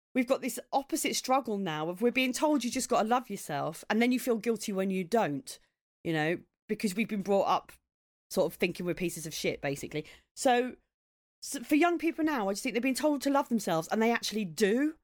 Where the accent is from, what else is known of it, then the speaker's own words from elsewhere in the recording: Maidstone, South East England, United Kingdom; moved away; I grew up in Maidstone in Kent